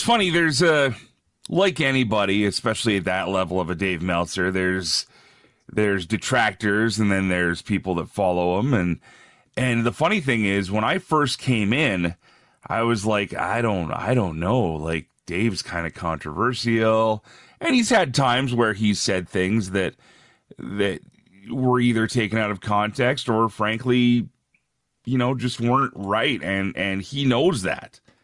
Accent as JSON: {"language": "English", "town": "Red Deer", "region": "Alberta", "country": "Canada", "tie": "born or raised there", "also_born_or_lived": "Ontario / Edmonton", "moved": "as an adult", "lives_now": "Regina, Canada", "said": "I was, I was born in Ontario, grew up mostly out west between, uh, different towns in Alberta. Uh, there's a city called Red Deer where I spent a lot of my life"}